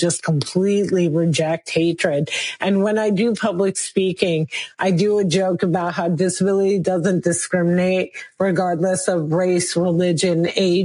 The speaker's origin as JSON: {"language": "English", "region": "New Jersey", "country": "United States", "tie": "born or raised there", "said": "Muslim woman born and raised in New Jersey, American as apple pie"}